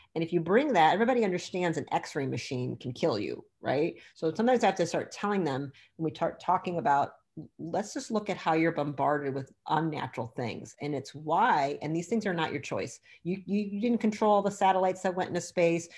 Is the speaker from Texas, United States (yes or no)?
no; Michigan, United States; I'm from Michigan